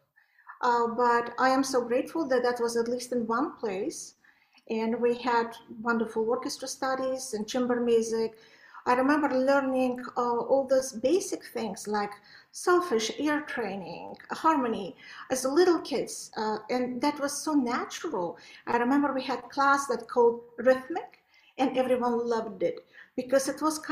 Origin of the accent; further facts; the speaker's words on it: Baku, Azerbaijan; also born or lived in Belarus / Poland / Topeka, Kansas; now in United States; I was born in Baku, that is Azerbaijan, by Caspian Sea, the most gorgeous place. But I was studying in Belarus